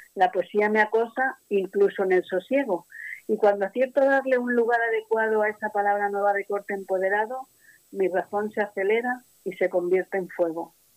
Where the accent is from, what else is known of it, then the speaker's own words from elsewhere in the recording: Madrid, Community of Madrid, Spain; yo ya nací en Madrid. Pero era tal el apego que mis padres tenían a este pueblo que yo nunca me llegué a sentir madrileña al 100%